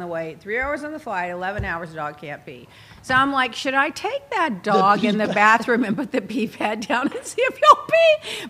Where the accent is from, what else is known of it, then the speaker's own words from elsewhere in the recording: United Kingdom; It's just a fox. I'm British. I see a fox every week.